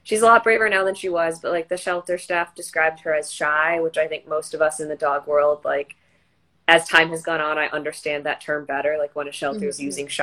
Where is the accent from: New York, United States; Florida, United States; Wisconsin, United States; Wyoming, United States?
Wisconsin, United States; moved away; from a county shelter up in Wisconsin. It was my hometown shelter